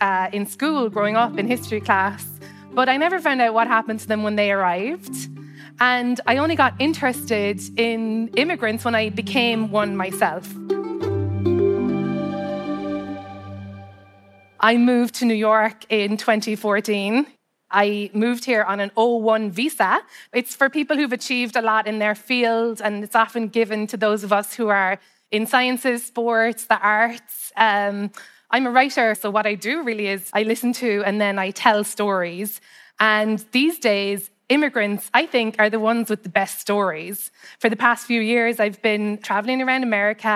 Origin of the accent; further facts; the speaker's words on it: Cobh, Munster, Ireland; moved away as an adult; now in United States; I'm from a place called Cove, which is a harbor town in Ireland. It's a maritime town, and there's a history of immigration from my hometown